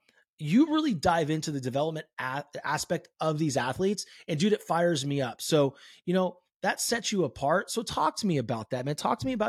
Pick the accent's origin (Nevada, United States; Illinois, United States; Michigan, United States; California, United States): California, United States; dude, we grew up in the same backyard. Right. You know, he's from the Bay Area. I'm from the Bay Area.